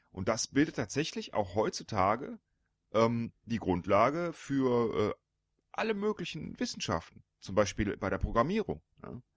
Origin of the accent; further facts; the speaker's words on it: Panama; born there; Ich bin geboren in der Kanalzone.